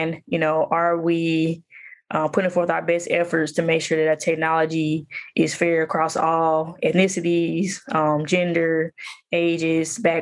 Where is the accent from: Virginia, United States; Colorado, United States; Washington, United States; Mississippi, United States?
Mississippi, United States; Jackson; now in Atlanta, United States; So I'm born and raised in Jackson, Mississippi. I work and live in Atlanta, Georgia now.